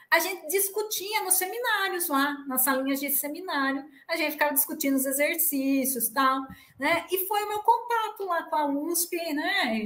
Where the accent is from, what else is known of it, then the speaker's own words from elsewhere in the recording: Piracicaba, São Paulo, Brazil; accent: caipira (puxar o R); also born or lived in Rio Claro; eu sou de Piracicaba, nasci aqui, minha família toda daqui, ah, o meu marido, a família dele também toda daqui, então nossos nossos parentes, né, amigos, cresci, estudei nessa cidade